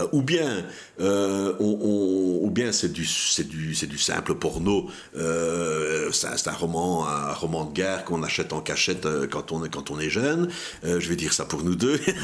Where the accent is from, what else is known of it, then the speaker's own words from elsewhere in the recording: Belgium; on a mis en place dans notre pays un système de tax shelter pour le cinéma